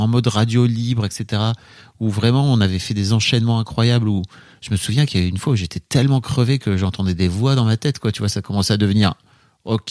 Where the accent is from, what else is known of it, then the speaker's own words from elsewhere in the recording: the North, Hauts-de-France, France; Je viens du Nord